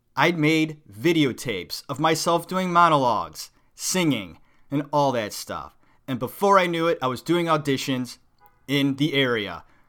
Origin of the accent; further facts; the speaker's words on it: Cleveland, Ohio, United States; moved away as an adult; also born or lived in New York City; I'm from Cleveland, a suburb of Cleveland.